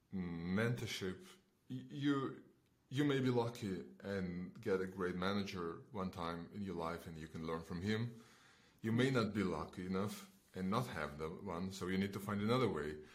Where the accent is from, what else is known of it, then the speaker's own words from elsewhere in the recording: Belarus; moved away as an adult; also born or lived in Estonia; I am originally coming from Belarus